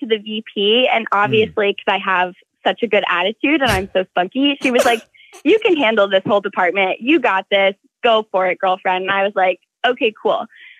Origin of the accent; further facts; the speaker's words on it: Jacksonville, Florida, United States; I'm from Jacksonville, Florida.